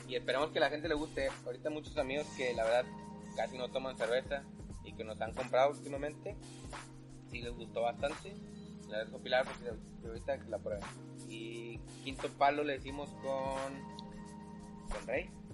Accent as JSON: {"language": "Spanish", "country": "Mexico", "said": "como cultura mexicana"}